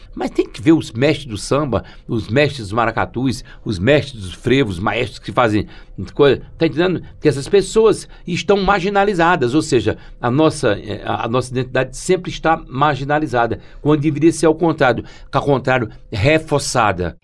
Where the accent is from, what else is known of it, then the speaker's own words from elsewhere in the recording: São Bento do Una, Pernambuco, Brazil; Primeiro eu sou de São Bento, depois sou de Pernambuco, depois sou do Nordeste, depois sou do Brasil.